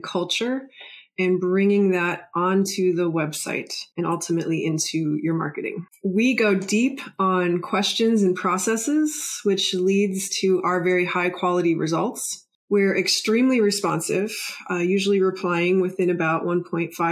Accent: Cleveland, Ohio, United States; When I was growing up in Cleveland, Ohio, I lived with my

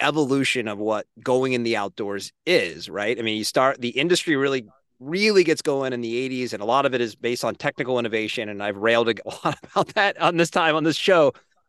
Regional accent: Northeast, United States; I kind of grew up with a pretty heavy anti Southeast bias growing up in the Northeast.

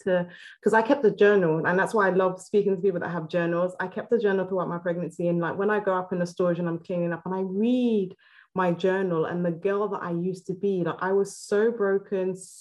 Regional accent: Nigeria; I'm originally Nigerian

